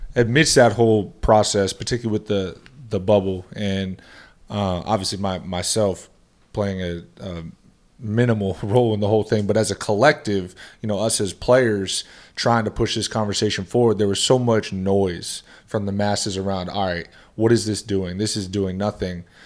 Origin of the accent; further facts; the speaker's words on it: Boston, Massachusetts, United States; growing up in the Boston area